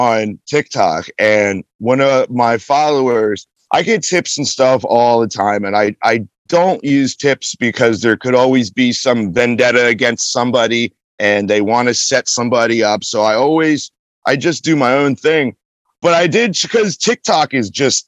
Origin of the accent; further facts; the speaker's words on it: Lancaster, Pennsylvania, United States; also born or lived in Fort Myers, Florida; I'm from Lancaster, Pennsylvania.